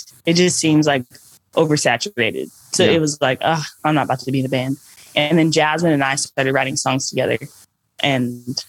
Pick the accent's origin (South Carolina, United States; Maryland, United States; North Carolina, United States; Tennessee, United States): Tennessee, United States; Nashville; all born and raised in Nashville.